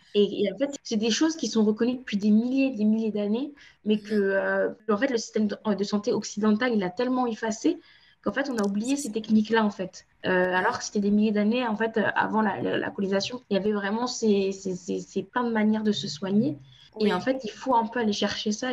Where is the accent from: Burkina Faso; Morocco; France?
France; also born or lived in Cape Verde (ancestry); je suis originaire du Cap-Vert, mais je suis née en France, j'ai grandi en France